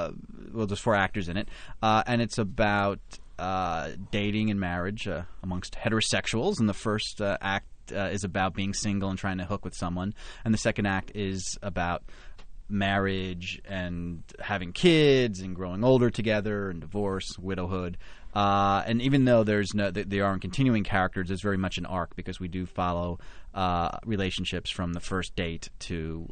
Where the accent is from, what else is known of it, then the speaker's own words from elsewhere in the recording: New Jersey, United States; I grew up in New Jersey and always loved theater and was exposed to musicals and plays at a very young age.